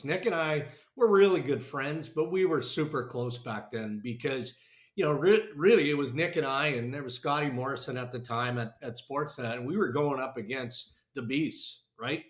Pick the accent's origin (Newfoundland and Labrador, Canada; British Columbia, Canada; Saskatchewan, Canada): Saskatchewan, Canada; 40 minutes from Yorkton; moved away as an adult; also born or lived in Winnipeg, Manitoba / Brandon, Manitoba; I got offered a job in radio in Yorkton, which was like 40 minutes from my hometown